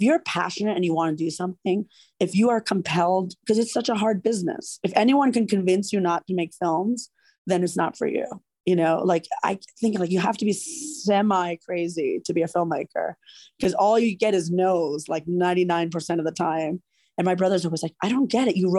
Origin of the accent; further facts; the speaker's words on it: New York, United States; moved away as an adult; also born or lived in California; I grew up in New York. It was an opportunity for me to come home to New York